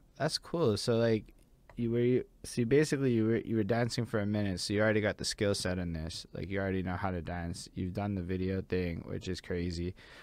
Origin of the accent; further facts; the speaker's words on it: Quebec, Canada; If I speak French in France, they know I'm from Quebec